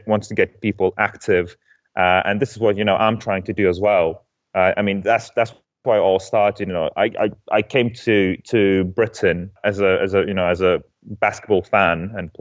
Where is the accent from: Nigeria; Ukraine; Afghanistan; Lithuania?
Lithuania; moved away as an adult; also born or lived in Denmark; I'm originally from Lithuania